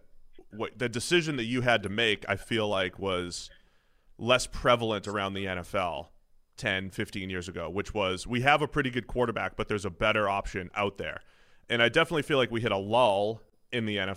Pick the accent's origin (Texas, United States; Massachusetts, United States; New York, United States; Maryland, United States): Massachusetts, United States; Another Massachusetts guy like me